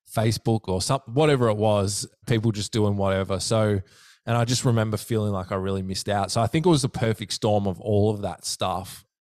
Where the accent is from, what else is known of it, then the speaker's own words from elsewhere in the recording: Melbourne, Victoria, Australia; I'm from the southeastern suburbs of, um, Melbourne